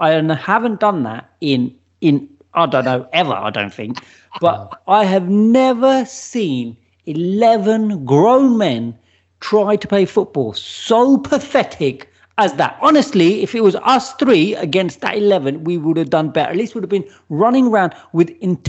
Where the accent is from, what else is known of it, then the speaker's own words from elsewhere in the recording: Watford, East of England, United Kingdom; Bring it, because he's from Watford. I'm from Watford. We'll have a little local, you know, down at Vicarage Road.